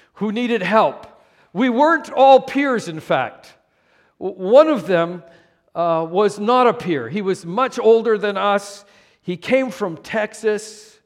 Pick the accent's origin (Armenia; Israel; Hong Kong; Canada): Canada; moved away; also born or lived in California / Moose Jaw, Saskatchewan; even though I was born in Canada, I was born and raised in a city